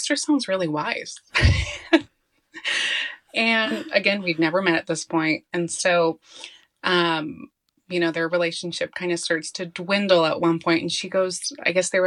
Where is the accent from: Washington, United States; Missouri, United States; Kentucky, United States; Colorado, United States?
Colorado, United States; I'm born and raised in Colorado